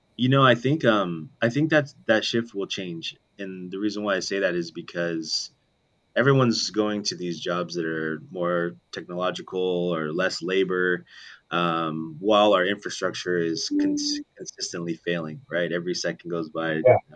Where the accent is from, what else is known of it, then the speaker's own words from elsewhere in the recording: Las Vegas, Nevada, United States; That's where I grew up in Vegas